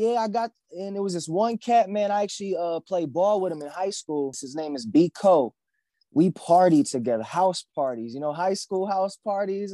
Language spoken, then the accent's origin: English; Grand Rapids, Michigan, United States; I am from Grand Rapids, Michigan, the mighty Midwest.